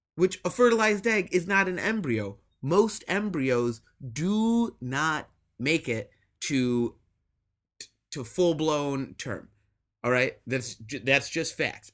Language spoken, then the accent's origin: English; Midwest, United States; I grew up in the Midwest